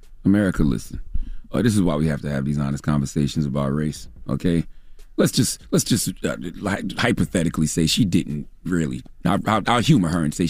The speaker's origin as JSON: {"language": "English", "region": "South Carolina", "country": "United States", "said": "being that I hail from South Carolina, but I was used to my brand of racist."}